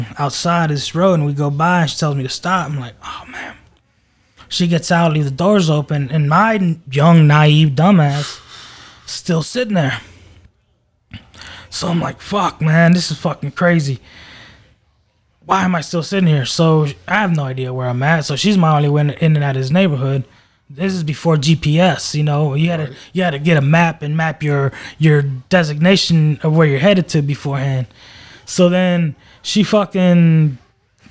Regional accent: Maryland, United States; moved away; I'm not from around here. You know, I'm from Maryland.

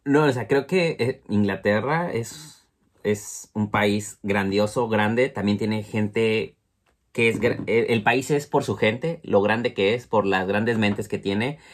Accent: Mexico City, Mexico; moved away as an adult; now in Bristol, United Kingdom; nosotros somos originarios de la Ciudad de México

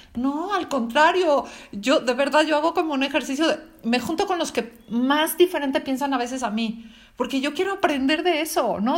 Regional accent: Mexico; moved away; soy mexicana

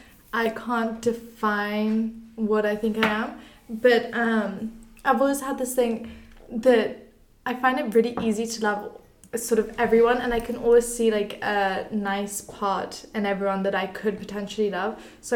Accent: Belize; also born or lived in England, United Kingdom / Spain, Spain; I also live on campus. I'm from Belize, England and Spain.

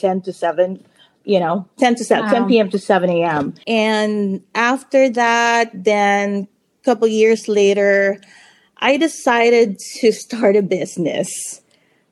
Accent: Philippines; now in California, United States; I was born and raised in the Philippines

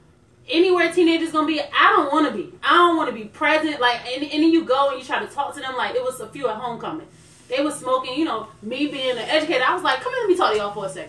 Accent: Chesapeake, Virginia, United States; I grew up in Chesapeake. I've lived in Chesapeake from third grade to graduation

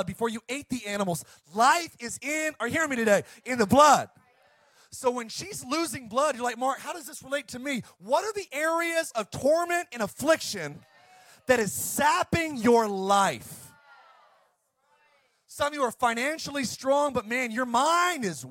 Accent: Ireland; I'm Irish

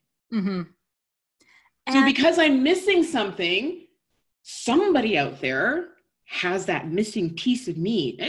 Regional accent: Canada; we're both Canadian

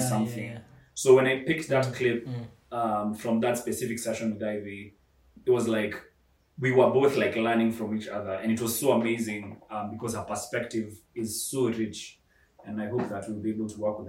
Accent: Kenya; I'm Kenyan

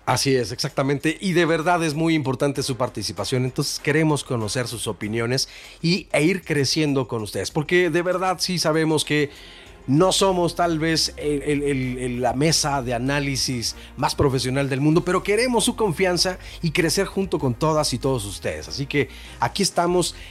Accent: Mexico; Somos mexicanos

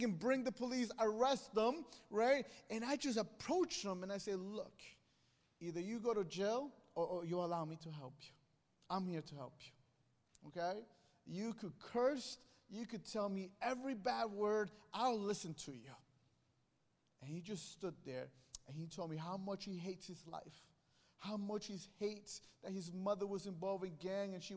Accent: Guatemala; moved away; I come from Guatemala, and Guatemala is a small country next to Mexico.

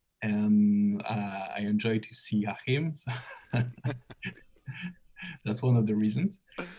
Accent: Paris, Île-de-France, France; I'm from Paris.

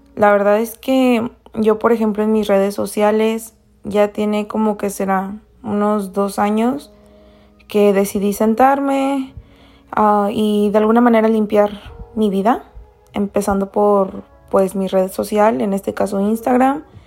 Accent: Mexico; Soy de México

